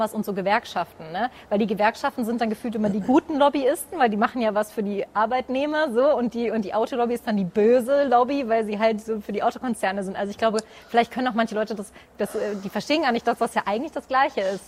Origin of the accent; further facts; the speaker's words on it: Hesse, Germany; bei uns in Hessen